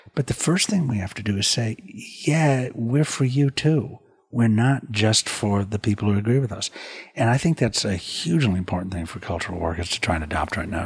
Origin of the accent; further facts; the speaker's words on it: United States; also born or lived in Europe; I am an American artist